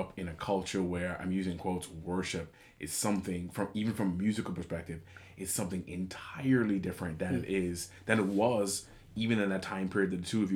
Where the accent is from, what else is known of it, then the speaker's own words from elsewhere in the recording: Bahamas; moved away as an adult; growing up in conservative churches in the Bahamas